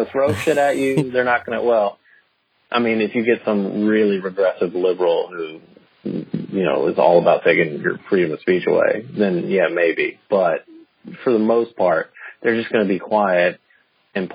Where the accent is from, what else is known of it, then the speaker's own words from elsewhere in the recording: the South, United States; I'm from the South